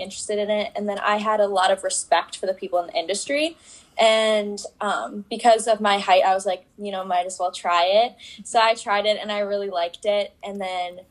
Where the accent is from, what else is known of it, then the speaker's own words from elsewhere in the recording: Fox Valley, northern Wisconsin, United States; I'm from Wisconsin. I'm part of northern Wisconsin in the Fox Valley